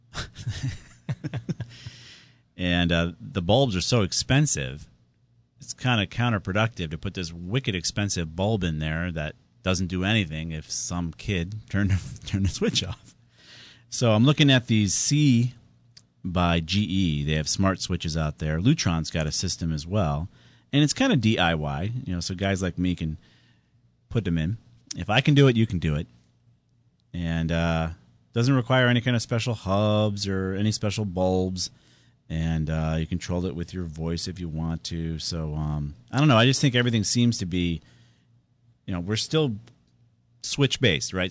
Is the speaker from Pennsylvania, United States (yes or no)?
no; Southington, Connecticut, United States; my hometown of Southington